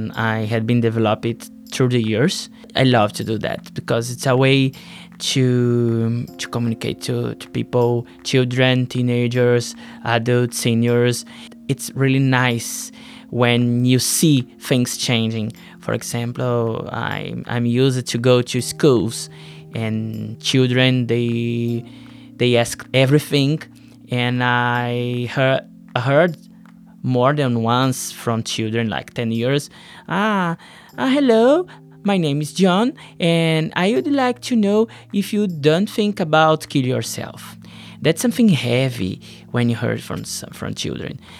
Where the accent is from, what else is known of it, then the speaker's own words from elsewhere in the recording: Brazil; I'm from Brazil